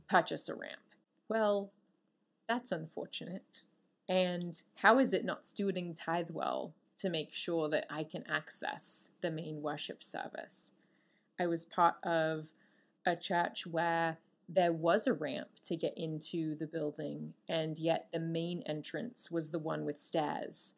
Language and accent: English; Australia; I'm Australian.